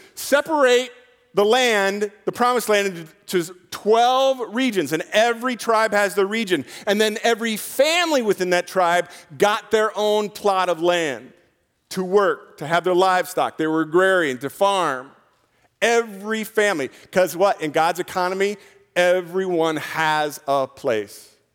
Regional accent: United States; I'm an American

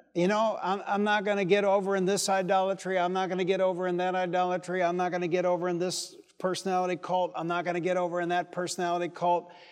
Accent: Detroit, Michigan, United States; I was from Detroit

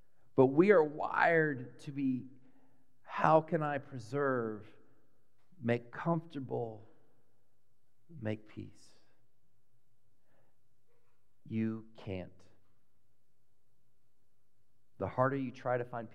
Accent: Dallas, Texas, United States; When I was a really little boy, I grew up in Texas, in Dallas

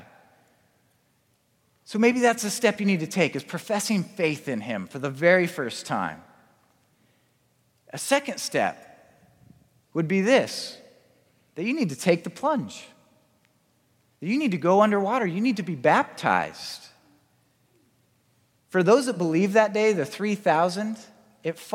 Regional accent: Spokane, Washington, United States; I grew up in Spokane

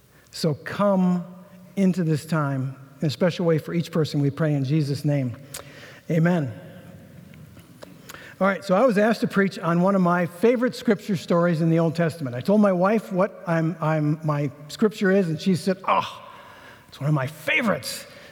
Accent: Inver Grove Heights, Minnesota, United States; So I grew up in Inver Grove Heights, so from this neck of the woods.

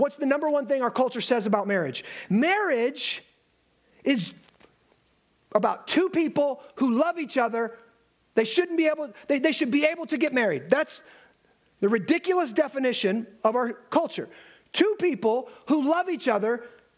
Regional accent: Alabama, United States; I am from Alabama

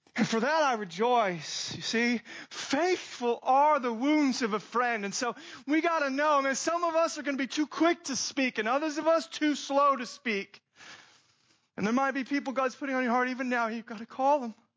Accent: Phoenix, Arizona, United States; moved away; I grew up in Phoenix, Arizona, so it's hot and everybody has a pool around there

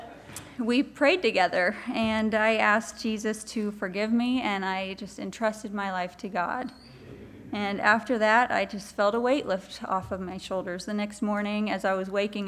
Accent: Osborne, Kansas, United States; But I grew up in Osborne, Kansas

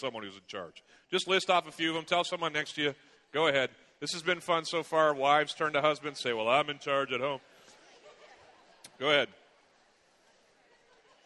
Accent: Chicago, Illinois, United States; moved away; I was from there, went to school there

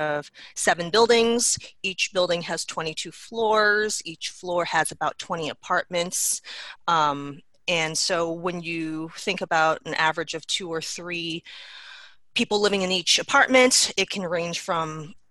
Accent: New York City, New York, United States; moved away as an adult; now in Grand Rapids, United States; I am a native New Yorker, born and raised.

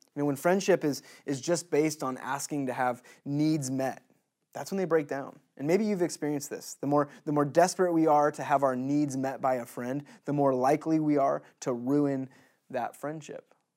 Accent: United States; As American citizens in twenty twenty

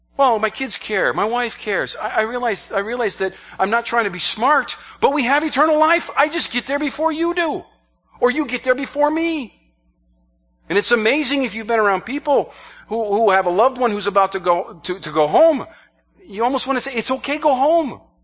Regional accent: New York, United States; I'm from the state of New York, not the city of New York

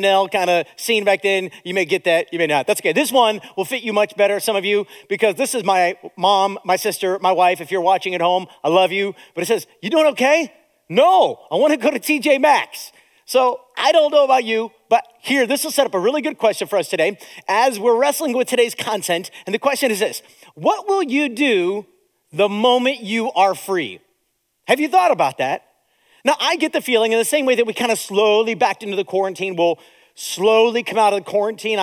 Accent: United States; Now, I live in America. I was born in America.

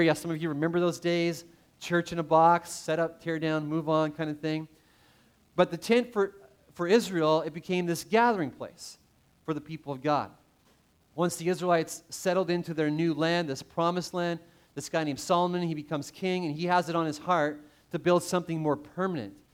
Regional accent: Canada; growing up in Canada, played a lot of hockey

